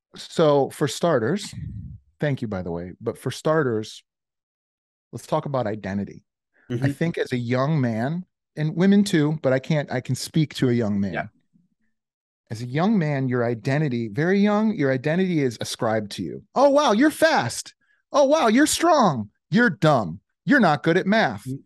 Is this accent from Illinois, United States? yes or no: yes; Chicago, Illinois, United States; moved away as an adult; now in Indiana, United States; I'm from Chicago